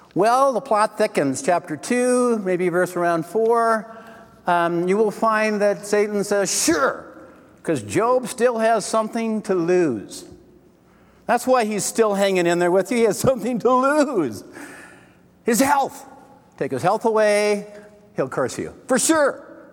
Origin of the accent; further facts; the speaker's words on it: Wisconsin, United States; I was born in Wisconsin